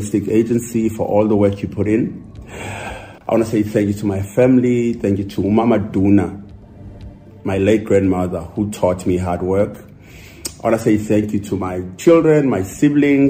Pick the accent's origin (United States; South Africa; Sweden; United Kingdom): South Africa; also born or lived in Umlazi, KwaZulu-Natal / Mthatha, Eastern Cape; Growing up in Mlazi, Nasemthatha, as a kid